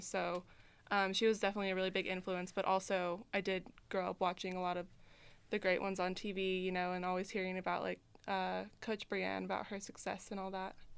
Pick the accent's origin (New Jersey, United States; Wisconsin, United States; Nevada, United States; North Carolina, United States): Nevada, United States; Reno; I grew up in Reno